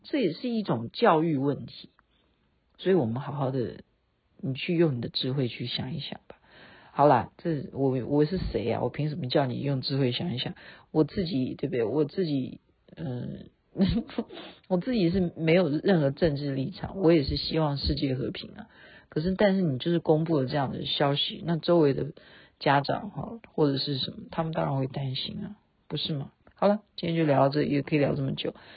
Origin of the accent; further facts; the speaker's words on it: Taiwan; 我们台湾人